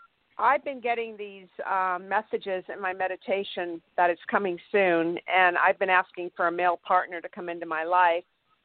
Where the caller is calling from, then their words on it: Santa Barbara, California, United States; I'm in Santa Barbara, California.